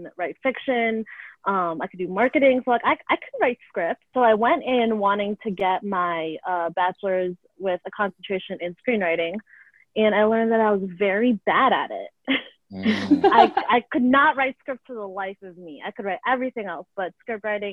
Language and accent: English; Lake in the Hills, Illinois, United States; also born or lived in Chicago; I grew up in Lake in the Hills, which is a northwest suburb about an hour and a half out of Chicago.